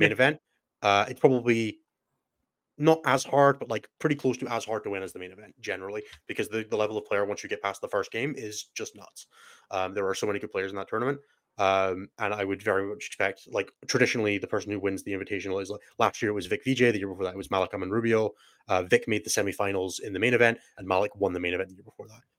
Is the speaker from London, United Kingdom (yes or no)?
no; Scotland, United Kingdom; also born or lived in Germany; I'm so Scottish